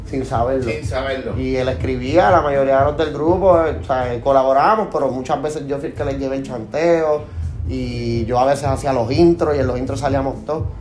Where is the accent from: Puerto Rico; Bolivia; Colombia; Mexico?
Puerto Rico; Bayamón; born there; yo soy nacido en Bayamón y eso... pues como dicen Tú te puedes salir de Bayamón, pero no pueden sacar a Bayamón de ti.